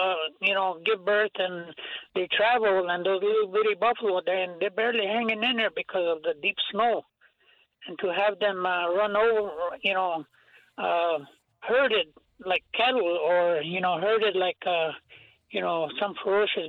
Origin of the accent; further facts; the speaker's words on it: Rosebud Indian Reservation, South Dakota, United States; also born or lived in Twin Cities; I'm from Rosebud Indian Reservation.